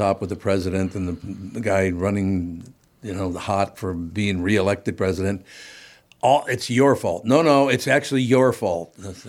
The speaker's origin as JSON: {"language": "English", "region": "Minnesota", "country": "United States", "tie": "born or raised there", "said": "Most of it's been in Minnesota. I've lived other places for short periods. So it's not that I don't have any gratitude for you know, growing up in Minnesota and the culture here and all the rest of it."}